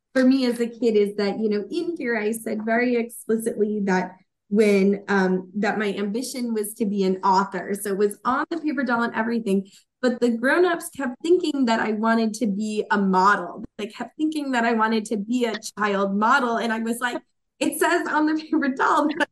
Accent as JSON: {"language": "English", "area": "Long Island", "region": "New York", "country": "United States", "tie": "born or raised there", "said": "There was a thing in my hometown library about it"}